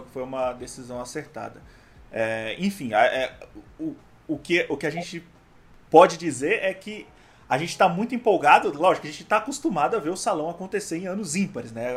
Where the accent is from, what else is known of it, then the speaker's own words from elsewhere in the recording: Brasília, Federal District, Brazil; somos de Brasília